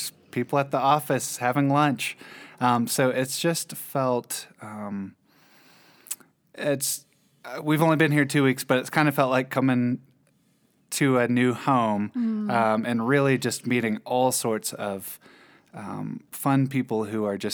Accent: Winston-Salem, North Carolina, United States; moved away as an adult; also born or lived in Tallahassee; now in Ecuador; So I am from Winston-Salem, North

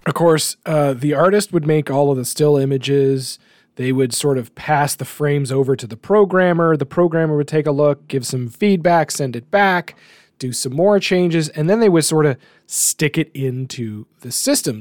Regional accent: Canada; as a Canadian

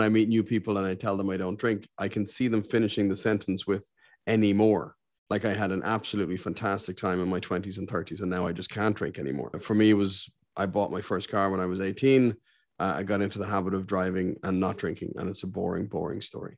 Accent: Ireland; also born or lived in Saudi Arabia; I'm one of the few Irishmen you'll meet

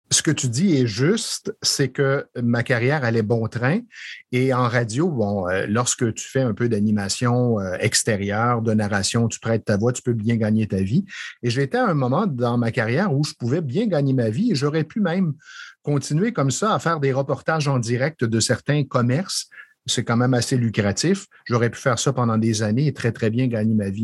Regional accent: Estrie, Quebec, Canada; moved away as an adult; also born or lived in Montreal; je suis originaire de l'Estrie

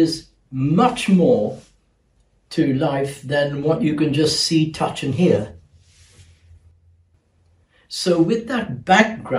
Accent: Mumbai, Maharashtra, India; moved away; also born or lived in London, United Kingdom; I was born in Bombay in the East and educated in the West

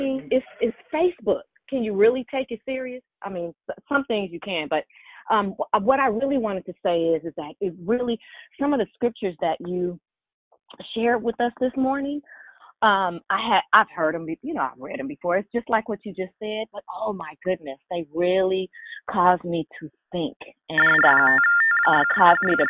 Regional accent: San Francisco, California, United States; I'm from San Francisco.

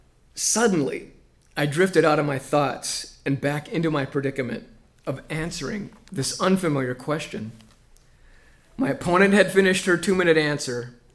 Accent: Albert Lea, Minnesota, United States; As a young boy growing up in Albert Lea, my home and sanctuary was near the current Humane Society shelter.

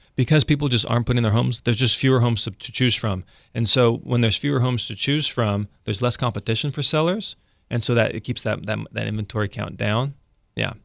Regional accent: Central California, United States; moved away as an adult; now in Sacramento, United States; We're from Central California originally

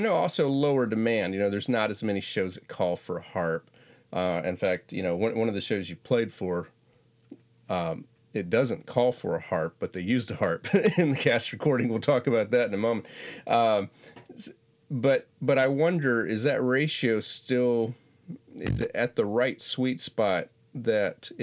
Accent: Florida panhandle, United States; I'm originally from Florida, but I'm from far enough in Florida, you wouldn't think it was in the same state. It's 600 miles away. It's in the panhandle, the northwest

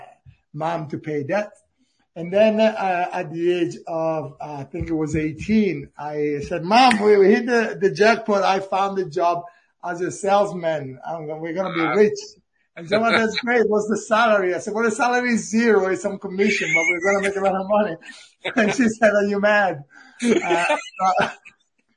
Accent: Italy; English is a second language; moved away as an adult; now in Cambridge, United Kingdom

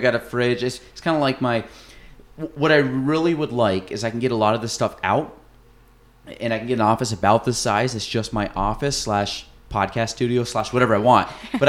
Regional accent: United States; I grew up on Lake Champlain, like in mm-hmm. the summers and stuff

